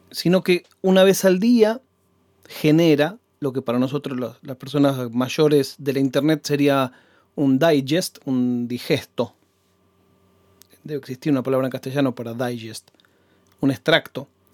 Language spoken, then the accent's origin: Spanish; Banfield, Buenos Aires Province, Argentina; also born or lived in Adrogué; mi casa en Banfield